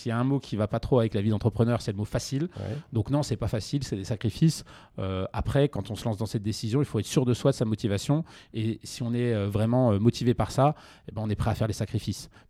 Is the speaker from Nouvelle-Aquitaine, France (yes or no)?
no; Montpellier, Occitania, France; also born or lived in Lyon; Alors moi je suis montpelliérain à la base. Et j'ai fait une partie de mes études à Lyon, tout à fait.